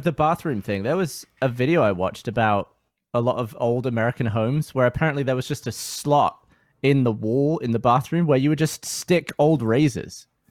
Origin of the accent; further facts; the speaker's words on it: England, United Kingdom; now in Austin, United States; as a Brit